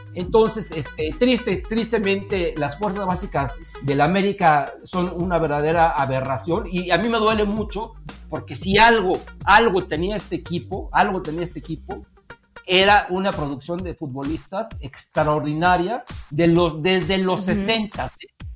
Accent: Mexico; como mexicano

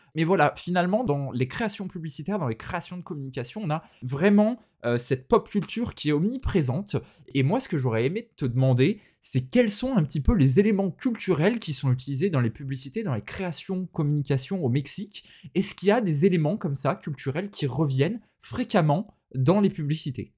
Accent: France; chez nous en France

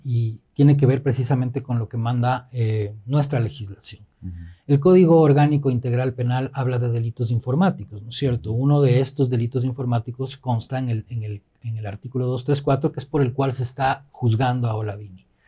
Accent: Ecuador; nuestra identidad como ecuatorianos

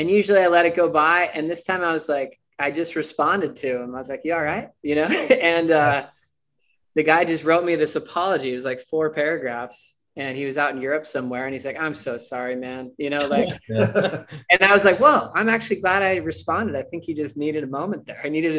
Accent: United States; I'm American.

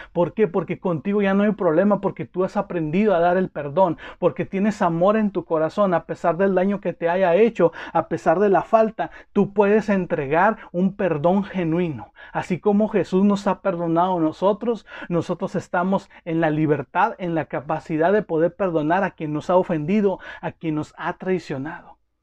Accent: Mexico; como mexicanos

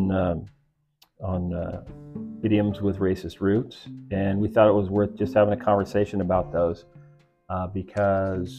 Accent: United States; what's nice about being an American is that... we're American

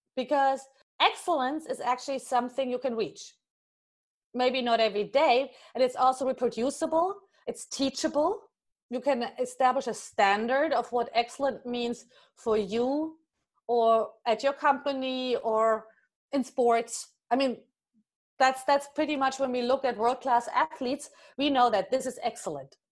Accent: Germany; moved away; I'm originally from Germany

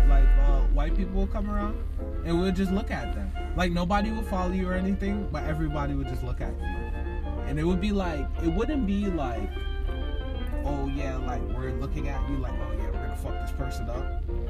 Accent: Guyana; moved away; growing up, like, I grew up in South America.

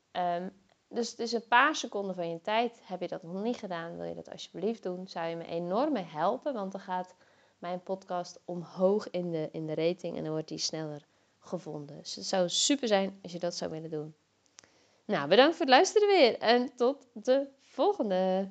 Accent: Zeeland, Netherlands; moved away as an adult; also born or lived in Zwolle; ik kom zelf uit Zeeland

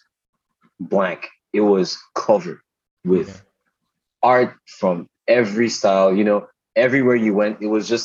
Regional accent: Port Harcourt, Rivers State, Nigeria; moved away; I grew up in Port Harcourt in Rivers State, Nigeria.

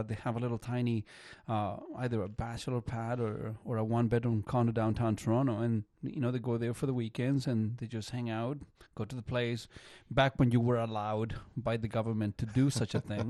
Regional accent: Chile; English is a second language; now in Canada; I come from Chile. And Chile, if you are familiar with, you know, geography, is just one long beach

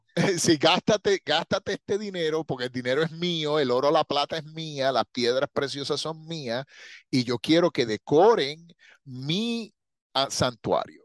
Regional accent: Puerto Rico; yo soy puertorriqueño

